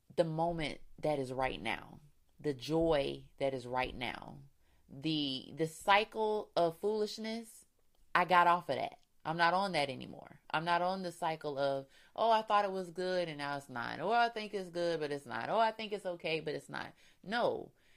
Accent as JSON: {"language": "English", "region": "Florida", "country": "United States", "said": "We're from Florida, so you know, not much season change goes on there."}